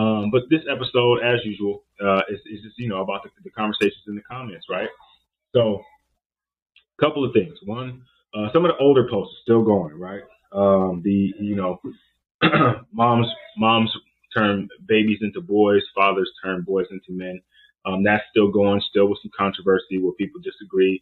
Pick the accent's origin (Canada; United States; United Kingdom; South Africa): United States; Oakland, Richmond, San Francisco Bay Area, California; I'm from the Oakland, Richmond, San Francisco Bay area